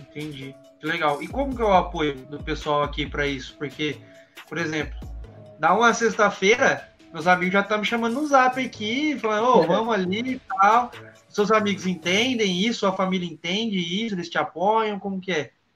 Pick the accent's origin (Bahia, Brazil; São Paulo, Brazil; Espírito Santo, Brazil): São Paulo, Brazil; Presidente Prudente; eu sou de Presidente Prudente